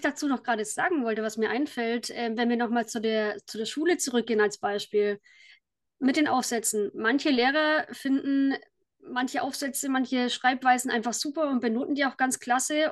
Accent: Kulmbach, Bavaria, Germany; ich komme aus Kulmbach in Oberfranken.

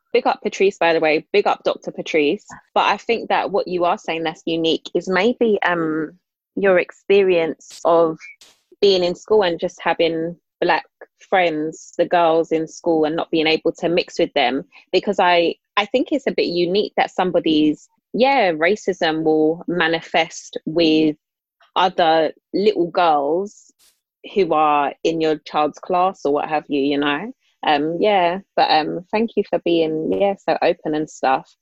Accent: London, United Kingdom; I grew up in Islington

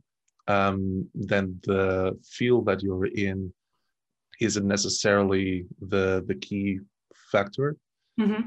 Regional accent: Portugal; moved away as an adult; also born or lived in Germany; I moved from Portugal at the age of 24, 25

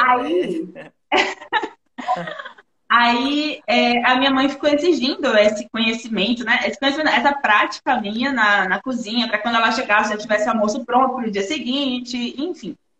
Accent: Feira de Santana, Bahia, Brazil; moved away as an adult; also born or lived in Salvador; Eu sou natural da Bahia, Feira Santana, Bahia

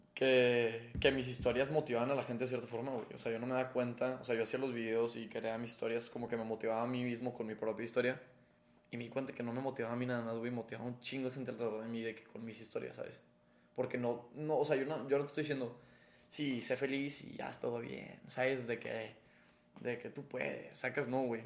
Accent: Mexico; somos mexicanos

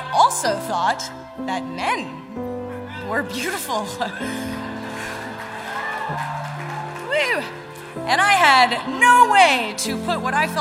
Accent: Raleigh, North Carolina, United States; I grew up a tomboy in Raleigh, North Carolina

